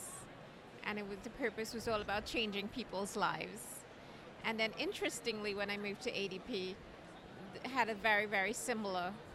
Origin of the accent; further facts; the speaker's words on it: Trinidad & Tobago; moved away as an adult; now in United States; I'm actually from the Caribbean, Trinidad and Tobago